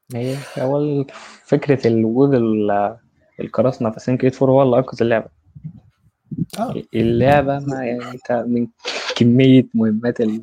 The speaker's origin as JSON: {"language": "Arabic", "country": "Egypt", "said": "انا مصري"}